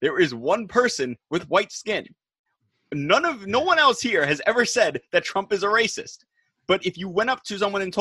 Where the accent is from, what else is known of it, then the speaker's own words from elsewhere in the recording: United States; as an American